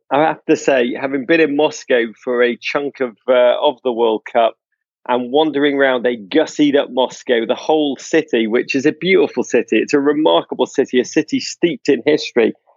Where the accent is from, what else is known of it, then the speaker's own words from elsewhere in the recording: England, United Kingdom; now in United States; I'm American now, let's be honest, but, like, the last vestiges of my Englishness still cling on to me